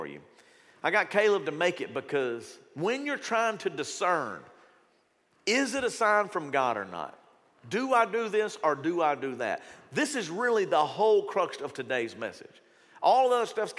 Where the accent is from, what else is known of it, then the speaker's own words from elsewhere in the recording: Shreveport, Louisiana, United States; when I grew up in Shreveport, Bossier